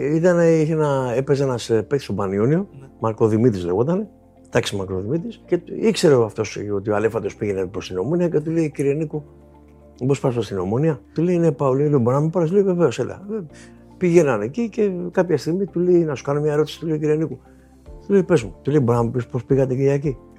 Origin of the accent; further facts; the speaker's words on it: Dafni, Attica, Greece; όταν ήμουν παιδί στη Δάφνη